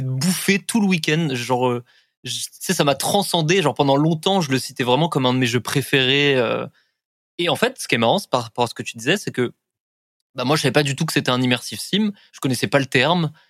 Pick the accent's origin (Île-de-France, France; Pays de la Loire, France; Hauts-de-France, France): Île-de-France, France; Paris; Moi, je suis parisien